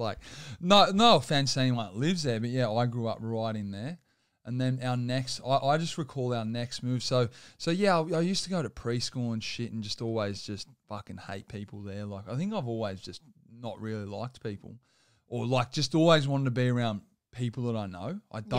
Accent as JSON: {"language": "English", "town": "Campbelltown", "region": "New South Wales", "country": "Australia", "tie": "born or raised there", "said": "I grew up in Campbelltown."}